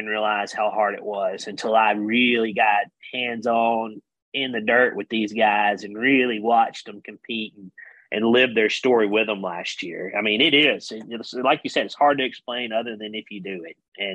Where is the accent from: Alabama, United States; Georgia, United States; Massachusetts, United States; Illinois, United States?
Alabama, United States; Wetumpka; Being from Alabama, we know, and he's from close to where I grew up. He's from Sylacauga. I'm from Wetumpka